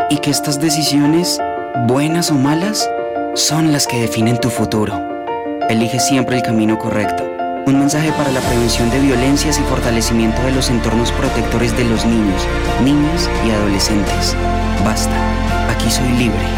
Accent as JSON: {"language": "Spanish", "region": "Bogotá", "country": "Colombia", "said": "Yo soy de Bogotá, amo a mi ciudad profundamente y la defiendo a pesar pues, de todas las problemáticas que tiene."}